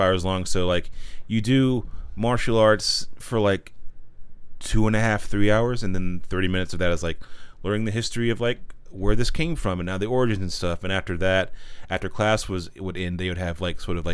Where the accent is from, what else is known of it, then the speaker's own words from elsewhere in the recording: Pine Hall, North Carolina, United States; moved away as an adult; also born or lived in Walnut Cove, North Carolina / Boone, North Carolina; I'm from a little town called Pine Hall, North Carolina